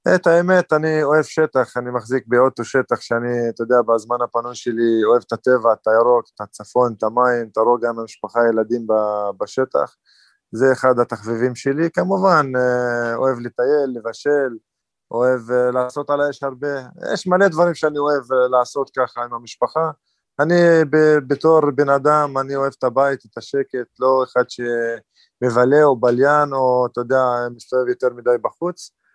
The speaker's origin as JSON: {"language": "Hebrew", "region": "Northern District", "country": "Israel", "said": "במקור מהצפון, מהרב... אה, חצי שעה מהבית, קרוב לבית, אז אני צפוני במקור"}